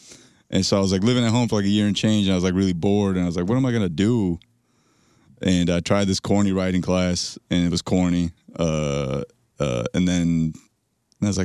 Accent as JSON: {"language": "English", "town": "Parsippany", "region": "New Jersey", "country": "United States", "tie": "born or raised there", "said": "I was born and raised in Jersey, but my parents landed in Newark"}